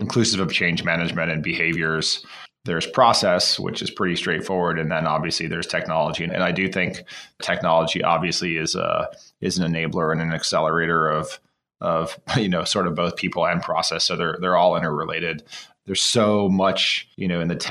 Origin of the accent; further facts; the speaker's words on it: Florida, United States; I used to sell mangoes on the side of the road when I grew up in Florida.